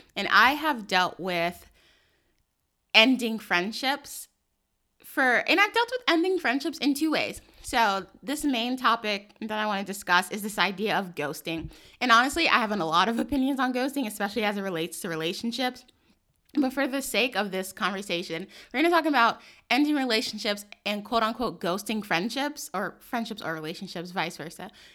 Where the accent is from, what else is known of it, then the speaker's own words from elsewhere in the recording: New York City, New York, United States; I grew up in New York City